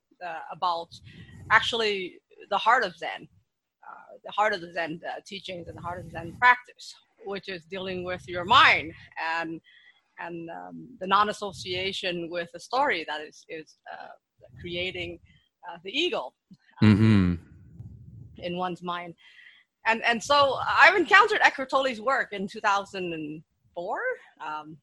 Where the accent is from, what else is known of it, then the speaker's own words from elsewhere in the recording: Toronto, Ontario, Canada; also born or lived in Vietnam; I left around when I was 9 years old, and I came to Canada and settled into Toronto. So I grew up in Toronto